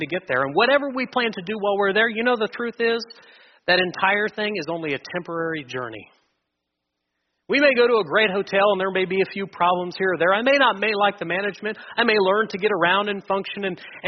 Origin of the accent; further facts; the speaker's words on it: Wichita, Kansas, United States; I've mostly been born and raised in Wichita my entire life